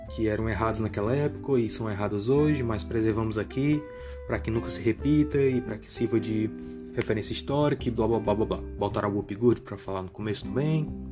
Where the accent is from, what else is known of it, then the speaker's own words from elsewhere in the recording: Brazil; eu, como brasileiro